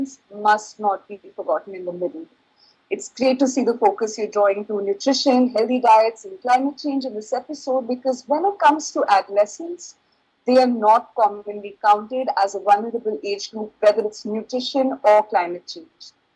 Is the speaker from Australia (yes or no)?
no; India; from India